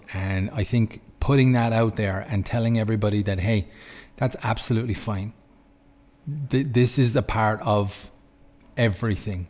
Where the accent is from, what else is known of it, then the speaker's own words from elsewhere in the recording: Ireland; moved away as an adult; now in Lucerne, Switzerland; I'm from Ireland, but I moved to Switzerland 2012.